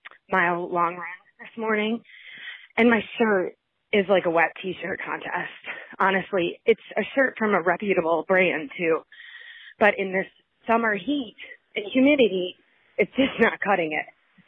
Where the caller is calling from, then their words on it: Kansas City, United States; I'm calling from Kansas City.